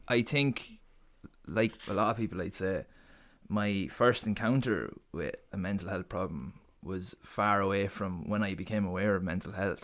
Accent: Portarlington, Laois, Ireland; moved away as an adult; also born or lived in Waterford; I'm from Port Arlington, in Leash

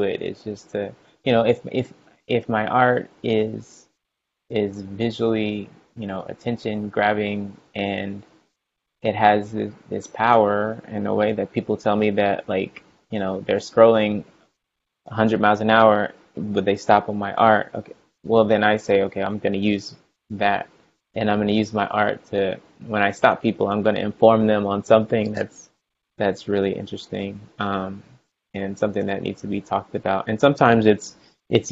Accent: Houston, Texas, United States; moved away as an adult; also born or lived in Virginia / California; I grew up in Houston, Texas

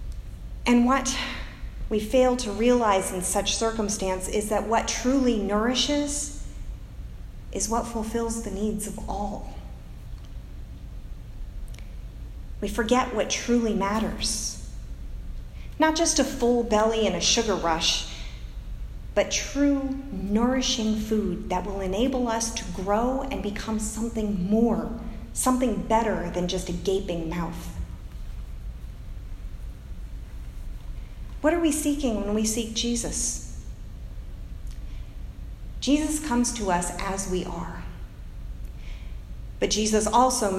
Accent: United States; as American Christians

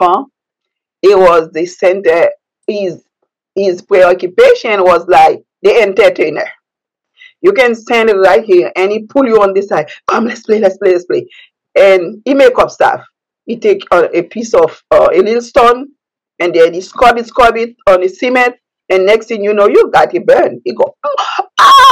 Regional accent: Port-au-Prince, Ouest, Haiti; English is a second language; moved away as an adult; now in United States; I was born in Haiti, the capital, which is Port-au-Prince

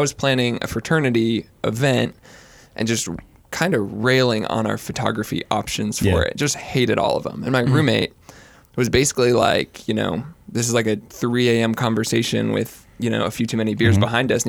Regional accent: Los Angeles, California, United States; moved away as an adult; also born or lived in Kansas; now in Waco, United States; I'm born and raised in Los Angeles, California. Came out to go to Baylor University. Was there for 4 years. Graduated. Have kind of bounced around the country since then. In that time, got married. Been back in Waco.

